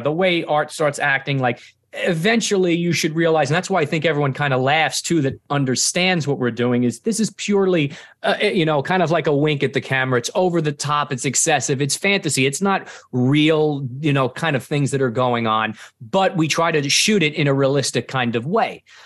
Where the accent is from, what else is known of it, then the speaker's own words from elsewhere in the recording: New York City, New York, United States; I'm from Staten Island, born and raised, so right here in New York